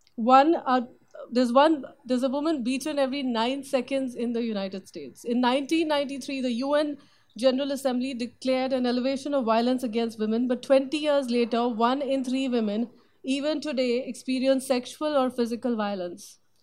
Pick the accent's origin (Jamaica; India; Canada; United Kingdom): India; moved away; opportunities that were not common for women growing up in India at that time